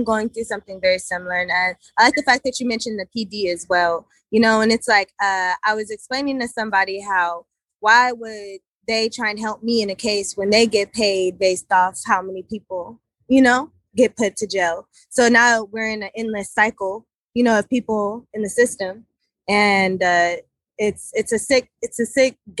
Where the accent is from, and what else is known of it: United States